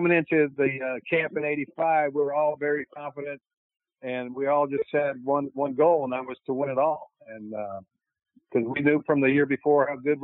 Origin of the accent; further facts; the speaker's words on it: California, United States; moved away as an adult; also born or lived in Chicago; I grew up in California.